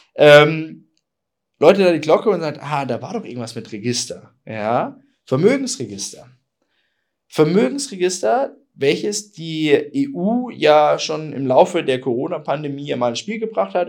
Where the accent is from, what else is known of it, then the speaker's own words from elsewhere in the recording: Bavaria, Germany; bei uns in Bayern